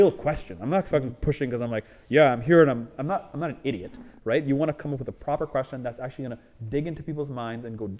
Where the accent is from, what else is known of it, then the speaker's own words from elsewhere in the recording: Canada; as a Canadian